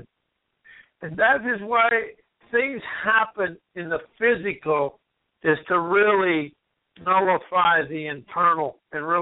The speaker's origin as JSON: {"language": "English", "country": "United States", "said": "I'm an American"}